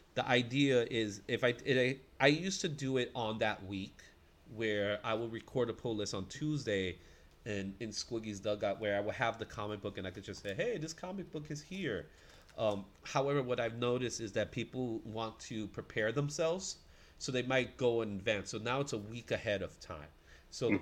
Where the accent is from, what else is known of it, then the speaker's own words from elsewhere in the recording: New York City, New York, United States; I'm I'm a Bronx kid, man. I'm a New Yorker